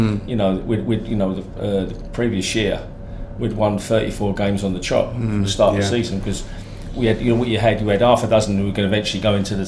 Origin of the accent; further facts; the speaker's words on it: London, United Kingdom; I'm a Londoner